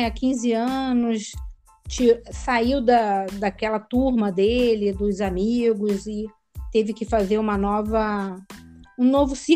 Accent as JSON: {"language": "Portuguese", "region": "Rio de Janeiro", "country": "Brazil", "lives_now": "Portugal", "said": "eu nasci no Rio de Janeiro, como dizem, carioca da gema, né? E, mas atualmente eu moro em Portugal, né?"}